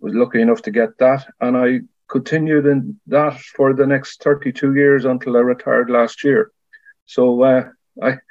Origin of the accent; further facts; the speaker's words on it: County Cavan, Ireland; I grew up in Cavan